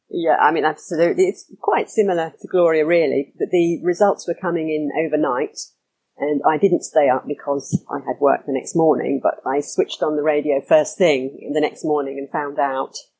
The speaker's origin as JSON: {"language": "English", "region": "London", "country": "United Kingdom", "said": "I'm originally from London, from the suburbs, so not from the centre."}